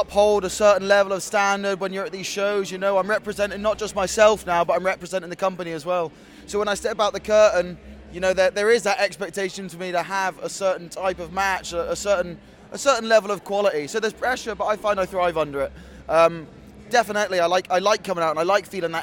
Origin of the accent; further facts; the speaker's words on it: Bristol, South West England, United Kingdom; my hometown, Bristol in England